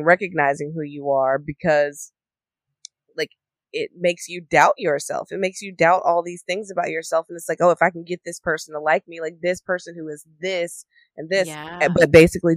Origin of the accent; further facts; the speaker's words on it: the South, United States; I'm from the South.